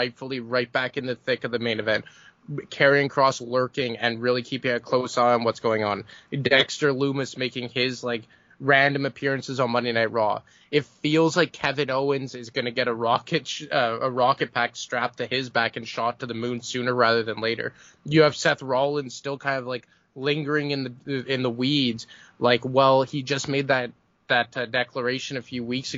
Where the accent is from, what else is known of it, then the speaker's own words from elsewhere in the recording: Montreal, Quebec, Canada; my hometown in Montreal